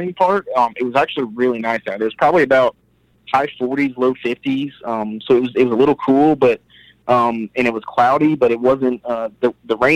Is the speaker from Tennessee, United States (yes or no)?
yes; Nashville, Tennessee, United States; I was born and raised here in Nashville.